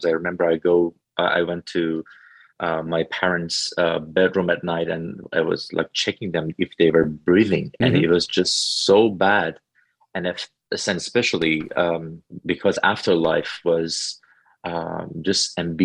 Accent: Tehran, Tehran Province, Iran; now in North Carolina, United States; I was growing up in a Muslim family in Tehran, Iran

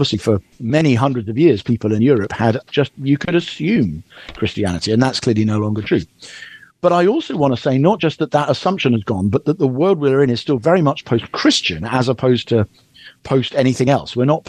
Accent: United Kingdom; as a Brit

